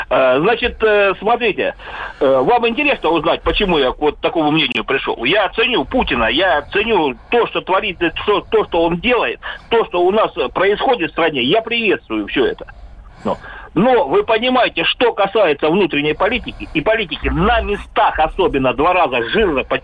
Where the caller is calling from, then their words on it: Stary Oskol, Belgorod Oblast, Russia; Я вас беспокою из Старого Оскола.